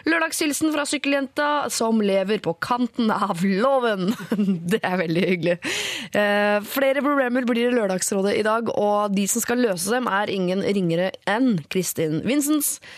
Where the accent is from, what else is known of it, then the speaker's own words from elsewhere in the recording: Oslo, Norway; Du, jeg er oppvokst på Bjølsen, faktisk, så jeg har opplevd både eh, ditt og datt.